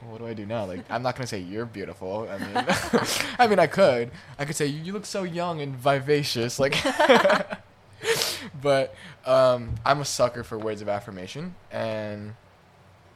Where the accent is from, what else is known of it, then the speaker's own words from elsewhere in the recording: United States; I am Chinese American